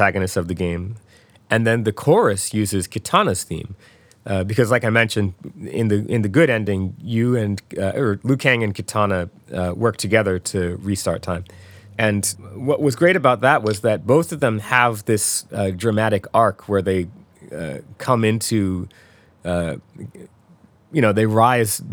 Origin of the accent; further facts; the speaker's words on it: Philadelphia, Pennsylvania, United States; We're actually both from Philadelphia